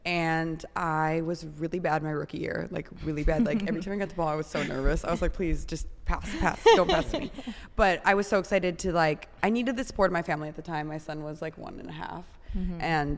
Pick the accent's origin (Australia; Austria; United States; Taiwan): United States; Elk Grove Village, Illinois; moved away as an adult; also born or lived in Chicago; now in Los Angeles, United States; So I grew up like right outside of the city, right by the airport in Elk Grove.